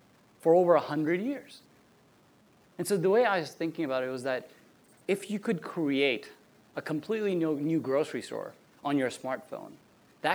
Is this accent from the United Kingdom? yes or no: no; Canada; now in San Francisco, United States; I grew up in a small town in Canada.